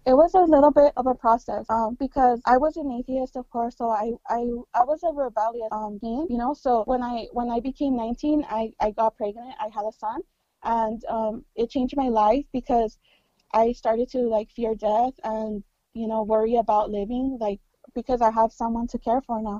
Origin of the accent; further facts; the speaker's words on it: California, United States; I'm Mexican American. I'm born from California. I'm born in California.